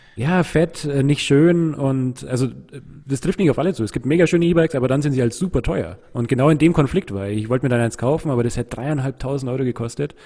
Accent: Munich, Bavaria, Germany; wir sind in München in Perlach aufgewachsen. Also ich bin in Neuperlach geboren und in Neuperlach zur Schule gegangen

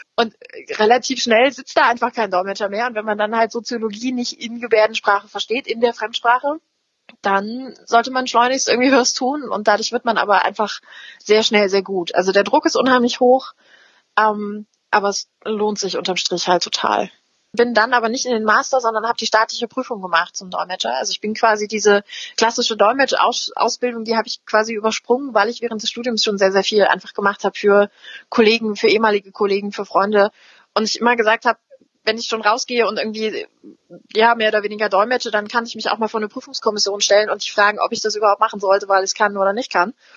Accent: Lübben, Brandenburg, Germany; moved away; ich bin Spreewälderin, ganz ursprünglich

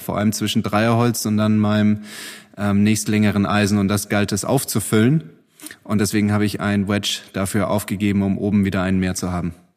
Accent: Heidelberg area, Baden-Württemberg, Germany; Ich komme ja aus dem Heidelberger Raum

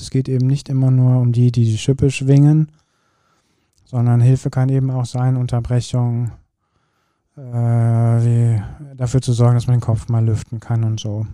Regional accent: Kürten, North Rhine-Westphalia, Germany; moved away; bei uns zu Hause verändert hat. Also da, wo ich geboren bin

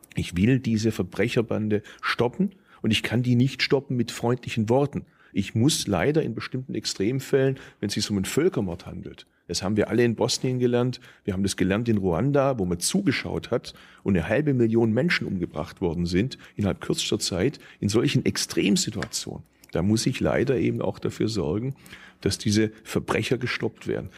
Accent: Stuttgart, Baden-Württemberg, Germany; also born or lived in Tübingen; da, wo ich herkomme in Stuttgart

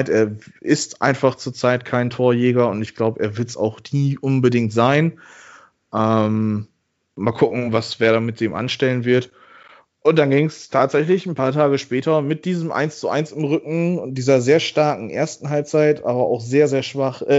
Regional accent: Bremen, Germany; Und man fragt sich so als Bremer mittlerweile

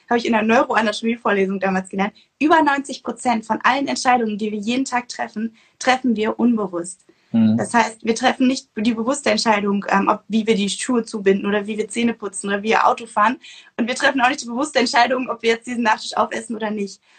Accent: North Sea coast, Germany; ich bin ähm, an der Nordsee groß geworden

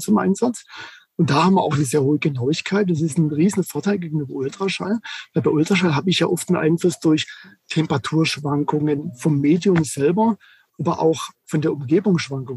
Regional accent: Germany; bei uns in Deutschland

